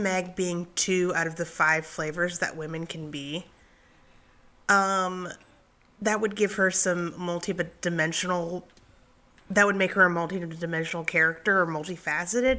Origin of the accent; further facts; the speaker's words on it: Huntsville, Alabama, United States; also born or lived in Missouri; I went to high school here